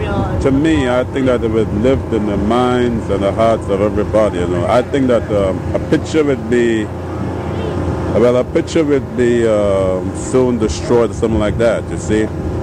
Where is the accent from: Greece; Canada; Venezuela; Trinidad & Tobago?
Trinidad & Tobago; now in Neptune, United States; I'm from Trinidad, West Indies.